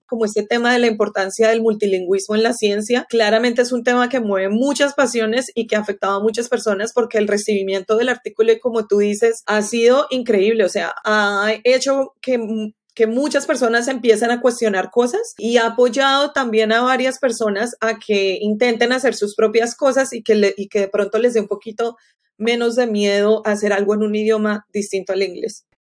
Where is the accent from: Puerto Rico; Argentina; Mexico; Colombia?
Colombia; now in Florida, United States; Yo crecí en Colombia